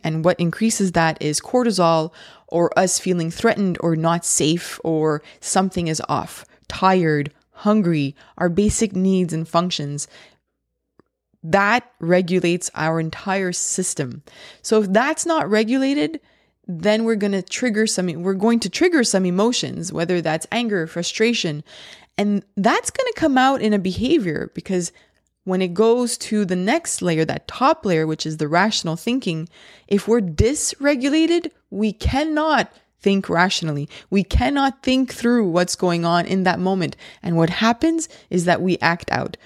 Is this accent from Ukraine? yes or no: no; Laval, Quebec, Canada; I'm from Laval, uh, in the province of Quebec, and that's in Canada.